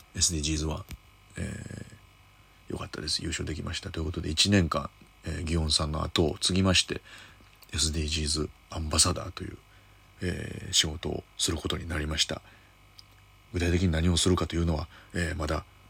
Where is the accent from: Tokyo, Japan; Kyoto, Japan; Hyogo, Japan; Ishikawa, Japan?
Kyoto, Japan; moved away; 僕京都出身なんですけれども、えー、地元、京都駅の向かいのイオンモールで